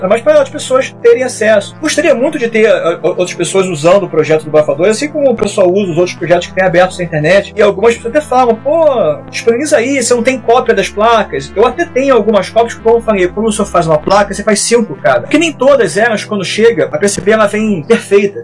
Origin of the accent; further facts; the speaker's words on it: Brazil; eu sou brasileiro